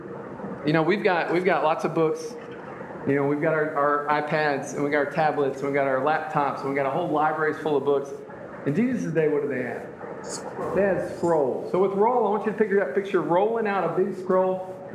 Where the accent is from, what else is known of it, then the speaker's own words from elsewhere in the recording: United States; being born in the United States